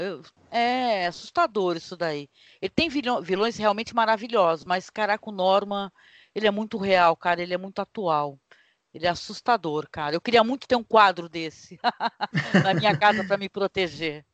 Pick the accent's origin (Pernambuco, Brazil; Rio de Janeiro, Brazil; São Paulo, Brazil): São Paulo, Brazil; Santos; eu sou daqui da região de Guarujá, Santos